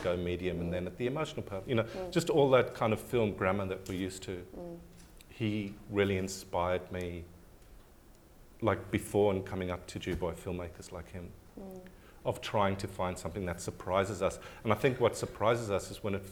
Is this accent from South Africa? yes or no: yes; South Africa; now in Australia; being South African, I've got a different kind of baggage to being white Australian